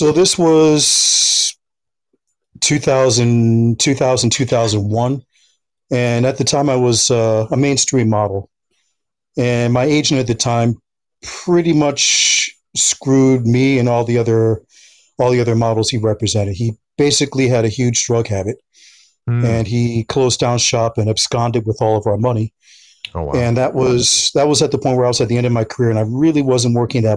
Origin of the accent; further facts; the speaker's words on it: United States; moved away as an adult; also born or lived in Philadelphia, Pennsylvania; now in Los Angeles, United States; lived in a New York, New Jersey area for most of my entire youth